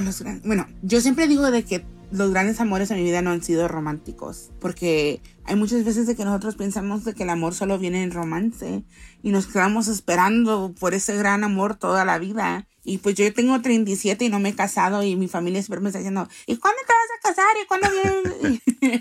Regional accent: Los Angeles, California, United States; also born or lived in El Salvador; He vivido toda mi vida acá en esta ciudad

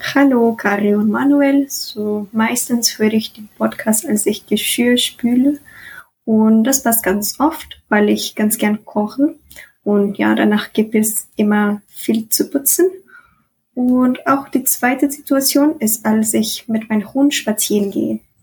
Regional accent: Egypt; German is a second language; ich komme aus Ägypten

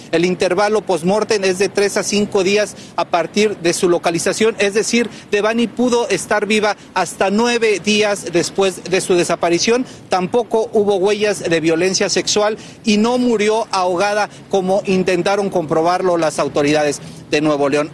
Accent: Puerto Rico; yo que soy de aquí de Puerto Rico

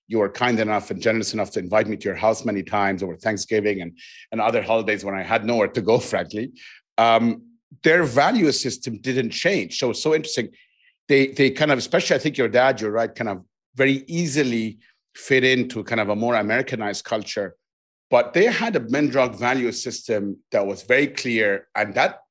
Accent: Cairo, Cairo Governorate, Egypt; I grew up in Cairo

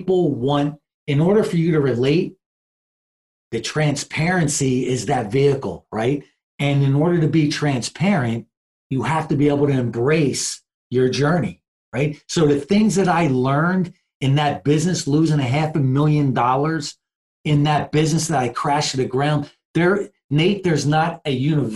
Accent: New Jersey, United States; also born or lived in Philadelphia, Pennsylvania; I'm born and raised in Jersey. My family's from South Philly

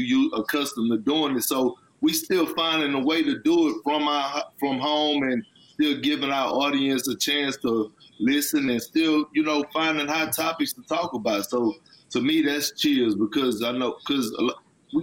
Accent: Texas, United States; I'm from Texas

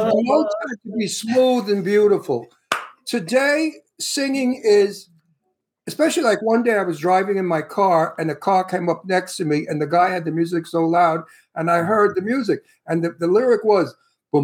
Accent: New York City, New York, United States; I'm from Brooklyn, Italian from Brooklyn

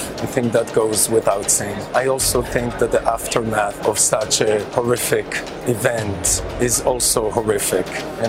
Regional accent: Kibbutz Nir Am, Southern District, Israel; moved away; As you know, I'm from Israel, but the place I spent the most time growing up is a place called Kibbutz Nir Am, which is about 3 kilometers off the Gaza border.

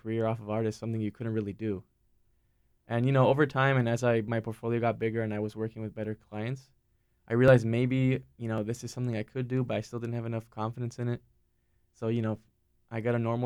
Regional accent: Miami, Florida, United States; moved away as an adult; also born or lived in Raleigh, North Carolina; now in North Carolina, United States; growing up in Miami

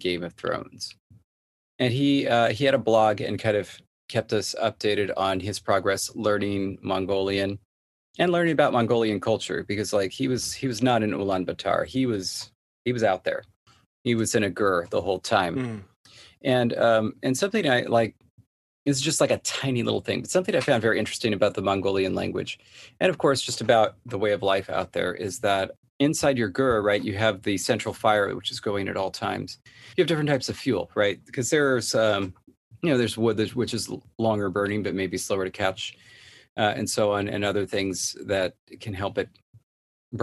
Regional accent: Southern California, United States; Born and raised in Southern California

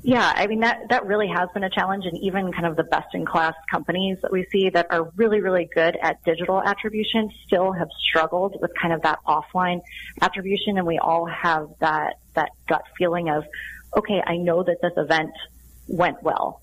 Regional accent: Sun Valley, Idaho, United States; I grew up in Sun Valley, Idaho

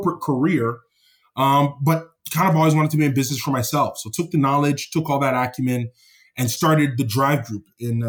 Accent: Toronto, Ontario, Canada; I'm born and raised in Toronto, Canada, from Jamaican parents who were Jamaican immigrants.

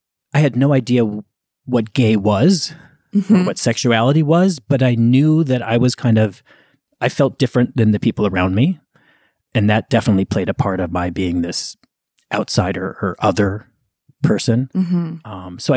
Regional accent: Minneapolis, Minnesota, United States; now in Beacon, United States; I grew up in Minneapolis. I have enormous affection for the city, and I loved growing up there.

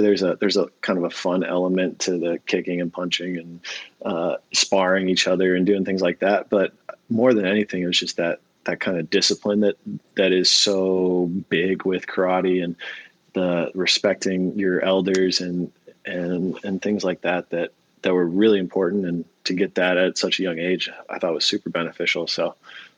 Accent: San Diego, California, United States; growing up in San Diego

